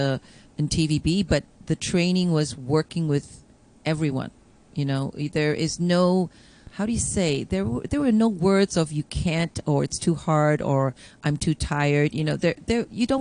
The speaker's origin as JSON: {"language": "English", "country": "Hong Kong", "tie": "born or raised there", "moved": "yes", "lives_now": "Toronto, Canada", "said": "growing up in Hong Kong"}